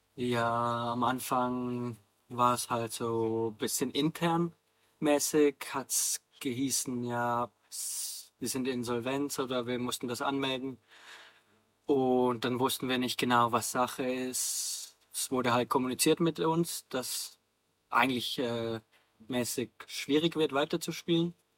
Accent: Davos, Graubünden, Switzerland; moved away as an adult; now in Bayreuth, Germany; ursprünglich komme ich aus der Schweiz. Ähm, ich bin, äh, bin da aufgewachsen und habe dann mein ganzes Leben eigentlich in Davos gelebt

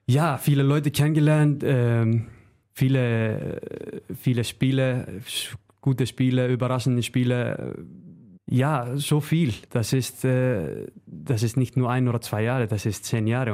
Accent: Northeastern Region, Iceland; German is a second language; moved away as an adult; now in Germany; zu meiner Heimat, äh, Nordisland

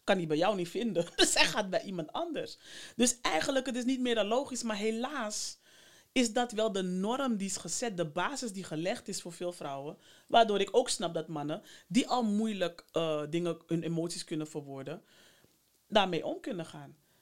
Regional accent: Amsterdam, North Holland, Netherlands; Ik ben daar ook geboren. Nou. En opgegroeid, dus hier

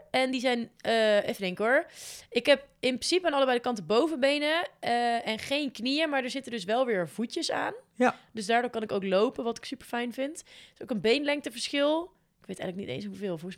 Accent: Groesbeek, Gelderland, Netherlands; now in Nijmegen, Netherlands; Ehm, en ik kom uit Nijmegen. Dat zeg ik dus eigenlijk altijd.

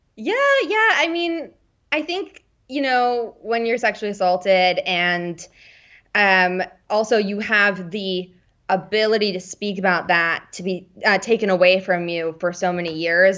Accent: Washington, District of Columbia, United States; moved away as an adult; also born or lived in Bethesda, Maryland / Los Angeles; now in London, United Kingdom; I'm originally from Washington, D C

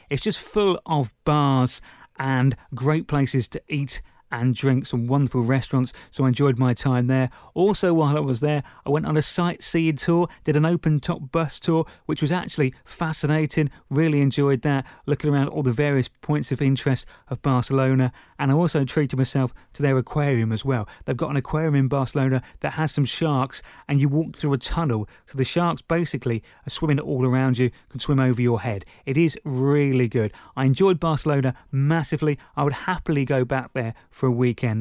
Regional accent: Princes Risborough, South East England, United Kingdom; my hometown, Princess Risborough

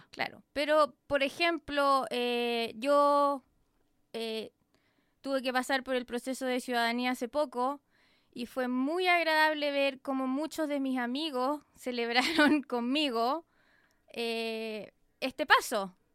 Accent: Chile; now in United States; Soy de Chile

